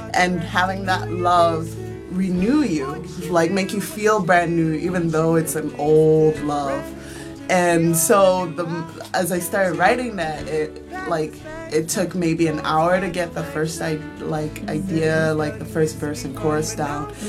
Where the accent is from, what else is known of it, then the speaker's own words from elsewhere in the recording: Nigeria; moved away; I'm originally from Nigeria